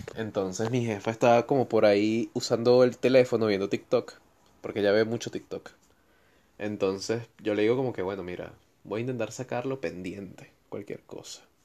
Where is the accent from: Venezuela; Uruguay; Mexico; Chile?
Venezuela; now in Argentina; soy de Venezuela, cómo llegué a Argentina